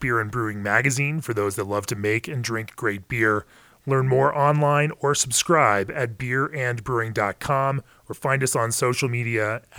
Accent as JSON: {"language": "English", "town": "Orlando", "region": "Florida", "country": "United States", "tie": "born or raised there", "also_born_or_lived": "New York City / Memphis", "moved": "as an adult", "lives_now": "Colorado, United States", "said": "I have personal connections to Florida. I grew up in Orlando and lived here for 2 decades before taking off to New York City and then now in Colorado for the last decade. I've got family here"}